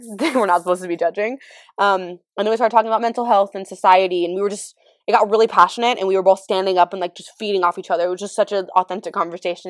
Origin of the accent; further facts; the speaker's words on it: California, United States; I'm from California.